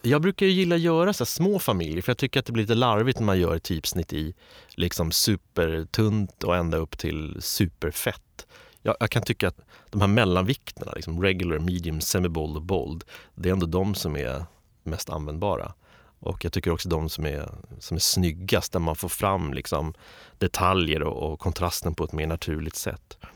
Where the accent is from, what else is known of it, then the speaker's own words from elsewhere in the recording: Stockholm, Stockholm County, Sweden; jag är uppvuxen i Östberga